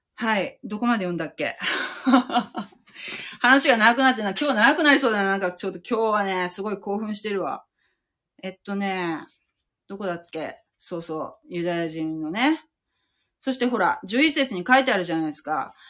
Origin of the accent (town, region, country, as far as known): Japan